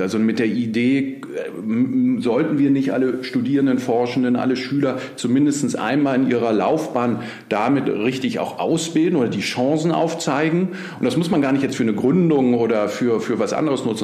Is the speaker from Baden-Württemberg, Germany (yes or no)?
no; Berlin, Germany; ich bin Berliner, gebürtiger Berliner auch